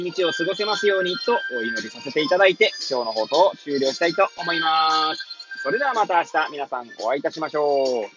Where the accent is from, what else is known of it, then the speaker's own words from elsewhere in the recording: Hachioji, Tokyo, Japan; moved away as an adult; now in Kamaishi, Japan; 八王子生まれ、八王子育ち、震災の前の年から、浜石で働く